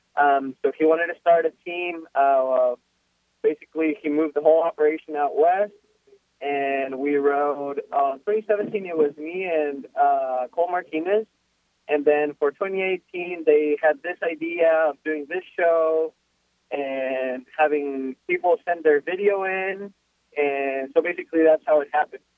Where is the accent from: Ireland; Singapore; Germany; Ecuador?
Ecuador; Quito, Pichincha; first language Spanish; English is a second language; now in United States; I'm from Ecuador. Uh, I'm from Quito, Ecuador, the capital.